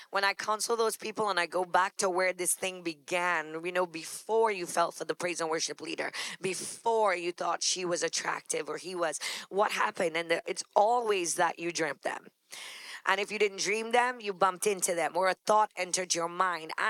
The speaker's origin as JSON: {"language": "English", "region": "New York", "country": "United States", "said": "Okay, I'm from New York. That's why the subway thing."}